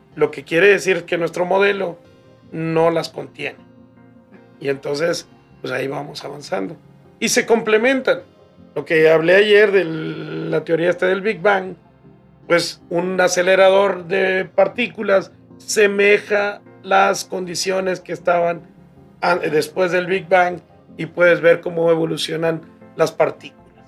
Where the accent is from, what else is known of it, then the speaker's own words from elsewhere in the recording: Baja California, Mexico; moved away; Nosotros nos quedamos en Baja California